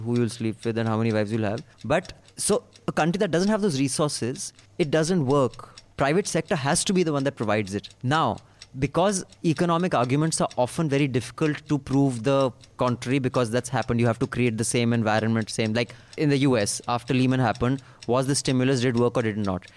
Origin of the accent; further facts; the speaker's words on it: India; we're both Indian